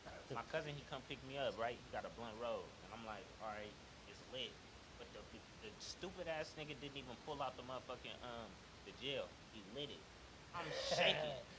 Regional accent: Stockton, California, United States; I grew up in Ann Street, in Crow Valley

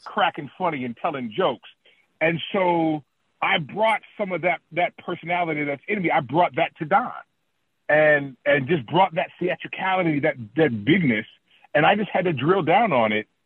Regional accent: Oakland, California, United States; I'm from Oak, Oakland, Oakland, California

